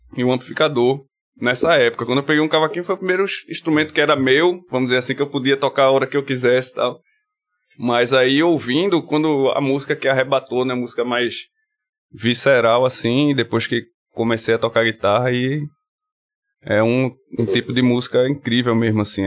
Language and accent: Portuguese; Paulista, Pernambuco, Brazil; eu cresci no Janga, né? Até os 12, 13 anos assim no Janga